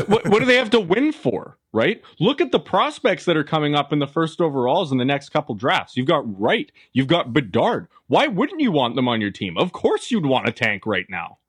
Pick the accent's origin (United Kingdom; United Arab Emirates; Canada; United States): Canada; as a Canadian